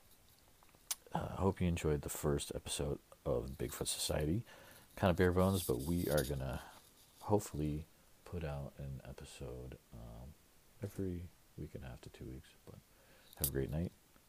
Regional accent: Central Iowa, United States; I'm personally from Central Iowa

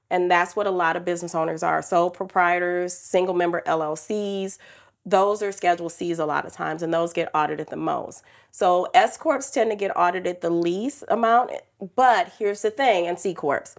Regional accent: Detroit, Michigan, United States; I grew up in Detroit, single mom, teenage

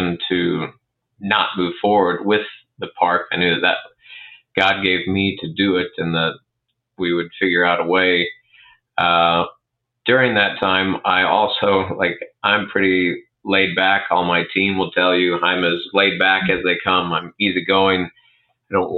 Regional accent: Arthur, Illinois, United States; I grew up in Arthur

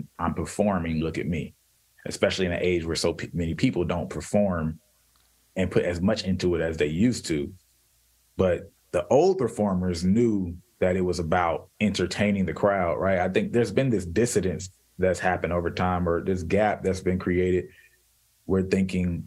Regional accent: United States; we're all American

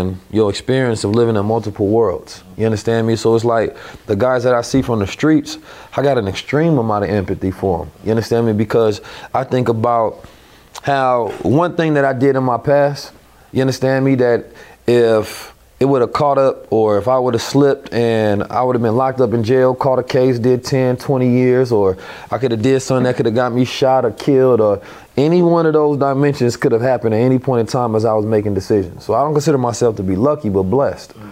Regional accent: Oakland, California, United States; also born or lived in St. Louis, Missouri; I'm from Oakland, California. I grew up in a Muslim household where I was taught at a very young age who I was, giving knowledge yourself. But I also grew up in the hood, you understand me, St. Louis and Oakland

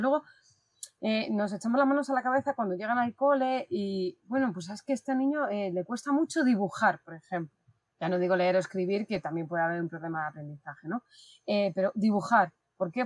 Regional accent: Madrid, Community of Madrid, Spain; aquí con mucho calor en Madrid, porque soy de Madrid

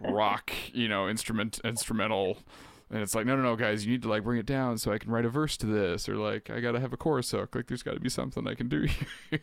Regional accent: Keene, Ontario, Canada; also born or lived in Peterborough / Quebec / Guelph; So I was born and raised in Keene, uh, on Rice Lake, so that's where I am now

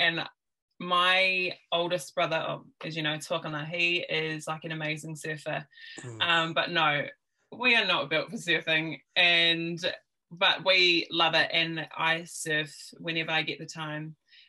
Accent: Whangarā, Gisborne, New Zealand; also born or lived in England; like Shay said, I'm his cousin, and I'm from Whangarā, which is obviously on the east coast. Mum's from Whangarā, and my dad is Cook Island and Tahitian, so we're from Raro, Aitutaki and Moke.

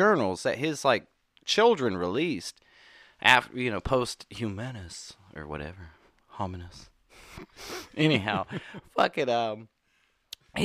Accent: Bridge Creek, Oklahoma, United States; I'm from Bridge Creek, Oklahoma, which is the spawning point of every, like, yeah. Worst tornado ever

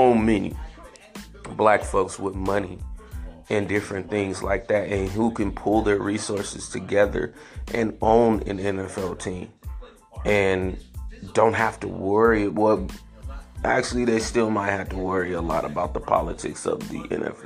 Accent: San Francisco, California, United States; I grew up in San Francisco, in, you know, the height of the Niner mania

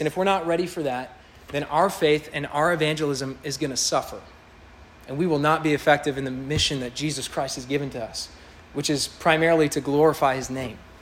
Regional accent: Kansas City, Missouri, United States; moved away; I grew up in Kansas City.

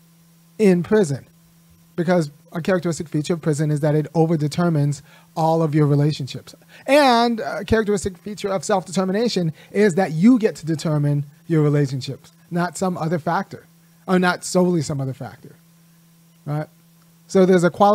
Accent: Los Angeles, California, United States; I grew up in Baldwin Hills.

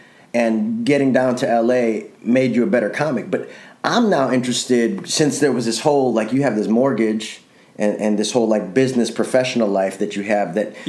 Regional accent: Chicago, Illinois, United States; moved away as an adult; now in California, United States; I grew up in that in Chicago

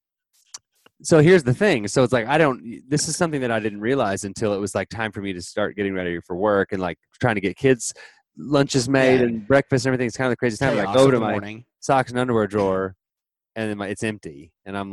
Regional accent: Dallas, Texas, United States; I grew up in that area, in the Dallas area

